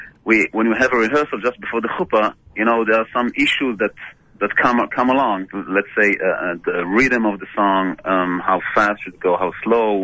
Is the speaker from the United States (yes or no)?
no; Israel; I grew up in Israel